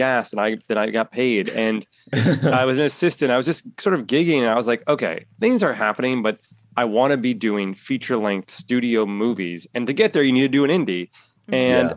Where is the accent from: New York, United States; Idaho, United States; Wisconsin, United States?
New York, United States; New York City; moved away as an adult; also born or lived in California; I am born and raised in Manhattan